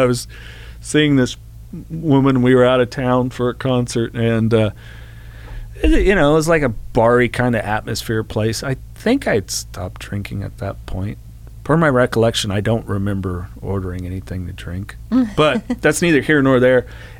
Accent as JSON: {"language": "English", "region": "California", "country": "United States", "tie": "born or raised there", "said": "Well, shooting in …, I mean, God, you know, growing up in the Bay Area."}